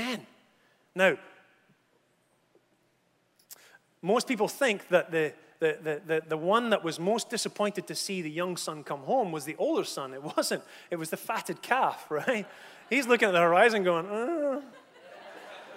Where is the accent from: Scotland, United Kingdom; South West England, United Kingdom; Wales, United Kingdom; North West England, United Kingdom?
Scotland, United Kingdom; I come from Scotland